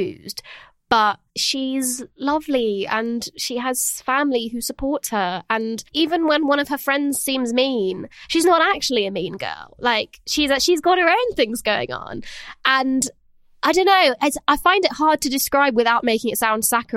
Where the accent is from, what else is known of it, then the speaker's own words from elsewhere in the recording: France; moved away; I grew up in France